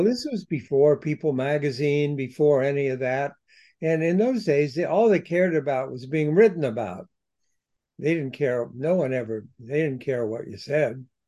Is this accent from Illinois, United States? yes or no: no; Columbus, Ohio, United States; I was in my hometown, Columbus, Ohio